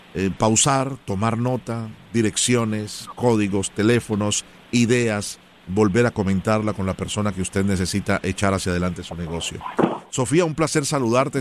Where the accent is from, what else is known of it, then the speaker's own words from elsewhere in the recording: Colombia; yo soy original de Colombia